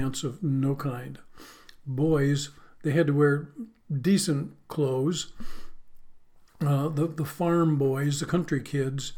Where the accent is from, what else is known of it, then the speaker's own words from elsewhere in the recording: Western New York, United States; moved away; growing up in Western New York, we were right on the borderline of Pennsylvania